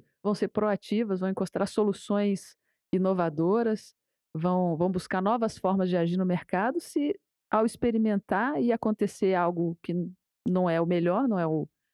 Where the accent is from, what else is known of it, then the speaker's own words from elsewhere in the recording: Brazil; A gente, né, brasileiro